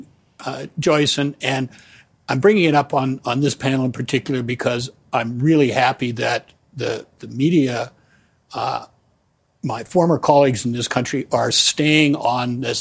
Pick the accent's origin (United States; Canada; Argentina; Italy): Canada; the Canadian in our part of our culture, our obsession with not being American